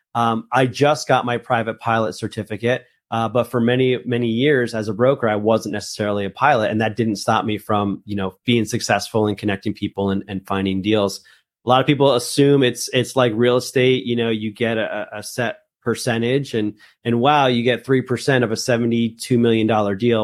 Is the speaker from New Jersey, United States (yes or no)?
yes; northern New Jersey, United States; also born or lived in Colombia; I'm actually from Colombia. Uh, that's where I was born, but I was raised in, in, in northern New Jersey.